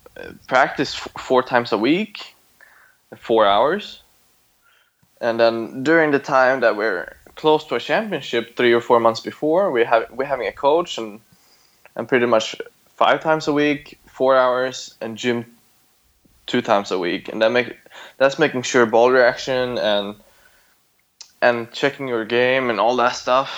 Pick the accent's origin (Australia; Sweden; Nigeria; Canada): Sweden; now in Thailand; I grew up in Sweden where we had a lot of oil